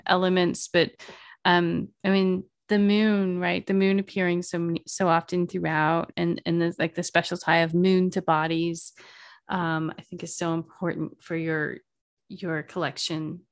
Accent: the South, United States; I'm from the South.

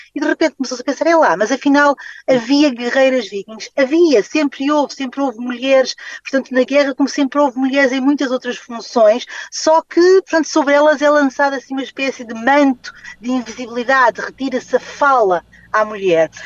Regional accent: Guinea-Bissau; eu nasci na Guiné-Bissau

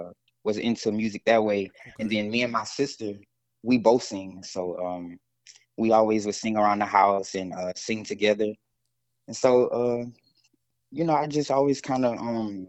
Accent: Zachary, Louisiana, United States; Well, I grew up in a town called Zachary, Louisiana, not far from New Orleans

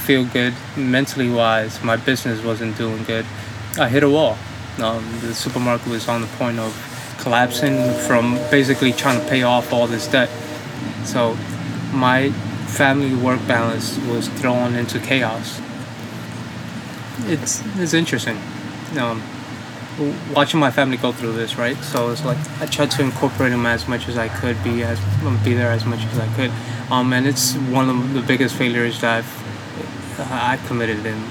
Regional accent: New York City, New York, United States; moved away as an adult; also born or lived in Dominican Republic; now in North Carolina, United States; Me and my family immigrated from the Dominican Republic in the early 1990s. We immigrated to the Williamsburg area, Brooklyn

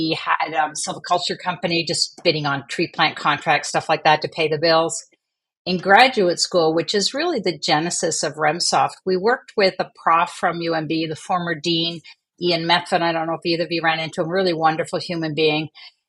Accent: Montreal, Quebec, Canada; also born or lived in Vancouver / England; now in New Brunswick, Canada; I was born in Vancouver, and then I spent the first few years of my life in England. Most of my elementary high school was in Montreal.

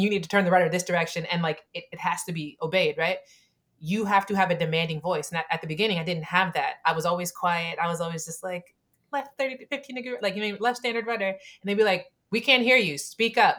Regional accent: Camden, New Jersey, United States; I'm from Camden, right? I'm from a poor family

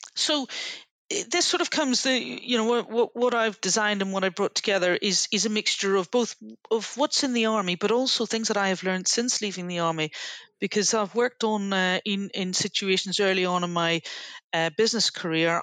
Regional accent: Northern Ireland, United Kingdom; moved away; I grew up in Northern Ireland during the Troubles

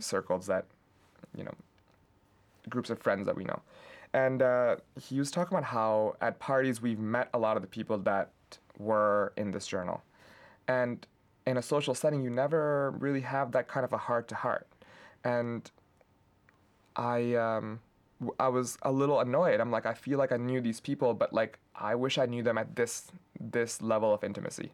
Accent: Pakistan; now in Lansing, United States; I grew up in Pakistan

